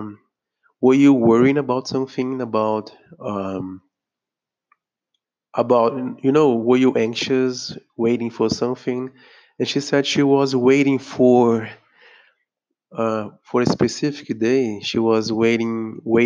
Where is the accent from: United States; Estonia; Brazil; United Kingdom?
Brazil; I'm speaking here from Brazil. I'm a Brazilian